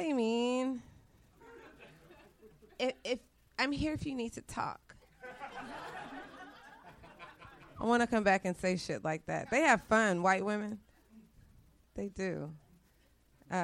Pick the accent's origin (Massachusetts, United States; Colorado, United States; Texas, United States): Texas, United States; Dallas; I'm from Texas